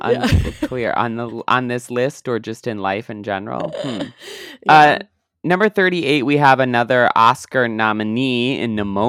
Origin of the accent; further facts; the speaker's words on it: Canada; Well, I am Canadian, so yeah.